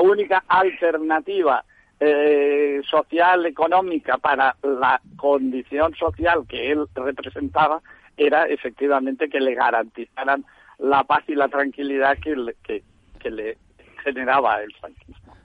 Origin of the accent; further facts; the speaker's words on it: Valencian Community, Spain; now in Barcelona, Spain; yo soy valenciano y vine a Barcelona año 72